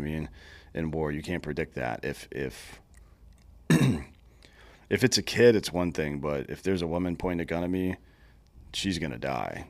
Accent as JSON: {"language": "English", "region": "Southeast", "country": "United States", "said": "I'm from the Southeast"}